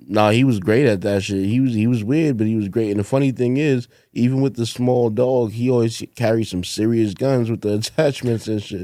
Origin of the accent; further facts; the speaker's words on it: New York City, New York, United States; also born or lived in Fort Greene, Brooklyn; when I was younger, I grew up in Bed Stuy, but when I was, like, ten or eleven or something, I moved to the projects in Fort Greene